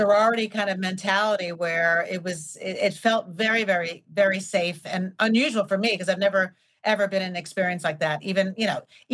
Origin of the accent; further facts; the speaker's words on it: New York, United States; being born and raised in New York